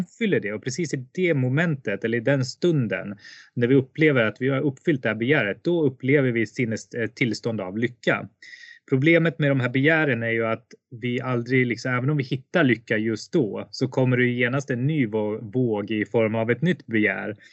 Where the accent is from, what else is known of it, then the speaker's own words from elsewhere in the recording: Sweden; moved away as an adult; also born or lived in India; jag föddes i Indien och blev adopterad till Sverige 1985, eh, föddes 1984. Eh, och efter att ha levt ett väldigt, väldigt, eh, vad ska man säga, stabilt liv i Sverige under 25 år ungefär